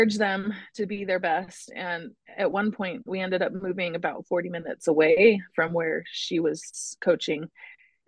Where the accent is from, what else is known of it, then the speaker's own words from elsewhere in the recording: California, United States; also born or lived in Utah; when we were about 4 or 5, we moved from Utah to California and kind of restarted life out there